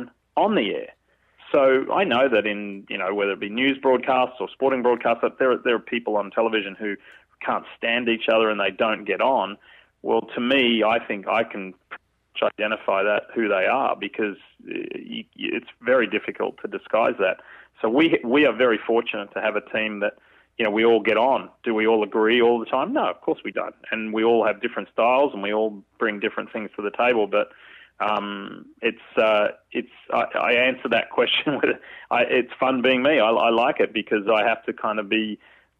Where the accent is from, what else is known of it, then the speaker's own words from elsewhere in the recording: Australia; moved away; growing up in Australia